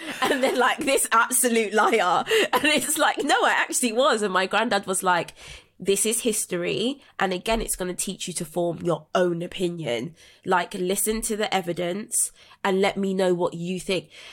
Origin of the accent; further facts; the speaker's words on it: London, United Kingdom; I was raised in South London in Brixton